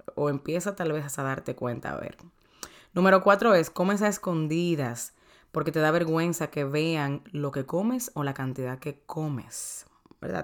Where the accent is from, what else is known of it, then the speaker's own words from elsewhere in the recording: Dominican Republic; soy dominicana